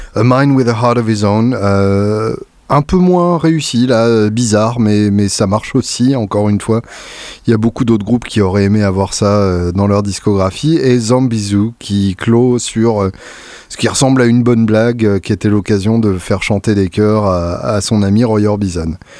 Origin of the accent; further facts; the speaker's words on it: France; quand on est français